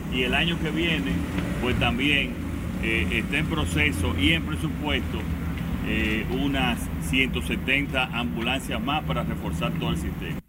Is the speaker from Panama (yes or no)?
no; Dominican Republic; moved away; disfrutar una buena estadía en mi país